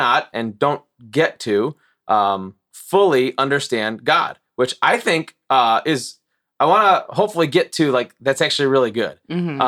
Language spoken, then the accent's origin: English; Morris, Illinois, United States; moved away as an adult; also born or lived in Chicago suburbs, Illinois / Wisconsin; I grew up in Morris, went to grade school through high school there